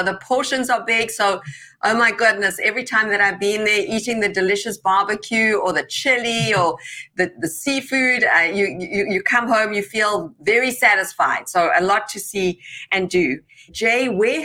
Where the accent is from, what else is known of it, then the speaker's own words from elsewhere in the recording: South Africa; now in United States; I'm from South Africa originally. I came here 23 years ago